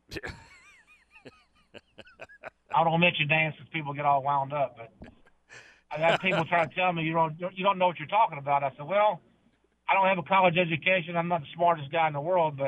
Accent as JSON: {"language": "English", "town": "Birmingham", "region": "Alabama", "country": "United States", "tie": "born or raised there", "moved": "yes", "said": "I grew up in Birmingham, and it was Alabama, Alabama, Alabama"}